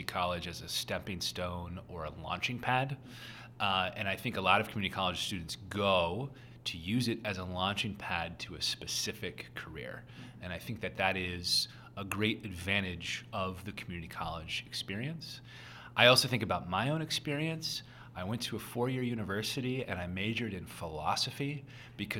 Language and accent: English; Oklahoma, United States; I'm from Oklahoma